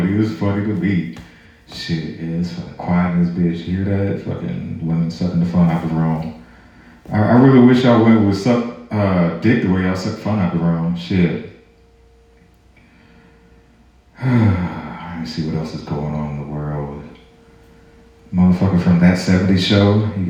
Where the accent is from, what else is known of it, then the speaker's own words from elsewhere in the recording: St. Louis, Missouri, United States; now in Georgia, United States; I'm not from Georgia. I'm originally from St. Louis